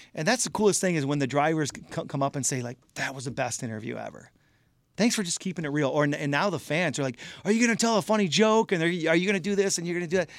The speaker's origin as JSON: {"language": "English", "region": "Michigan", "country": "United States", "said": "I'm out in California, we're from Michigan"}